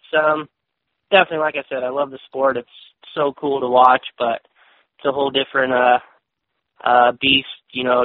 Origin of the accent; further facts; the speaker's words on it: Corning, California, United States; also born or lived in Chico, California; I grew up in Corning, California.